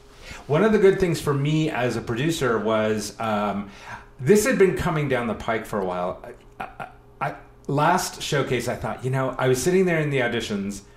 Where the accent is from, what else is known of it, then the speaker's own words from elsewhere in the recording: California, United States; moved away as an adult; also born or lived in New York City, New York / Buffalo, New York; I'm from California. Mm-hmm. I moved back to California about 5.5 years ago